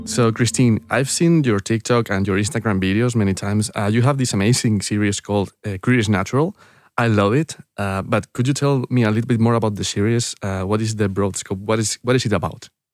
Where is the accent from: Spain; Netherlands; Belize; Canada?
Spain; San Lorenzo de El Escorial, Community of Madrid; English is a second language; I was born in, uh, in, in San Lorenzo del Escorial. This is a town, uh, near the mountains in Madrid